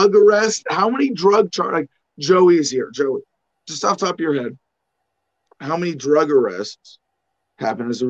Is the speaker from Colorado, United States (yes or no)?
no; Arizona, United States; I'm from Arizona